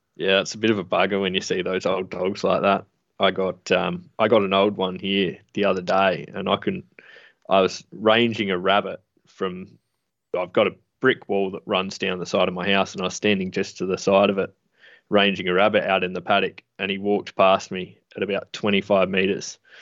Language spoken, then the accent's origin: English; Adelaide, South Australia, Australia; I grew up in Adelaide, um, in the city.